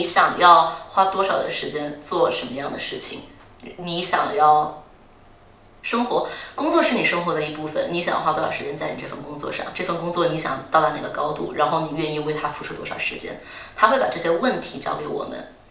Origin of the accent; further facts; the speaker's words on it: Chongqing, China; moved away as an adult; also born or lived in Singapore / Durham, United Kingdom; now in London, United Kingdom; 我出生长在重庆，然后后来又去新加坡，其实一直都是过着非常城市化的生活